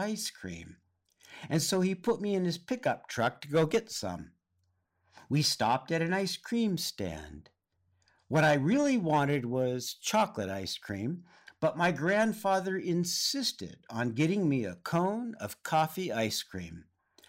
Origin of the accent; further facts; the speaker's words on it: California, United States; I grew up in Southern California, but both of my parents grew up on the East Coast.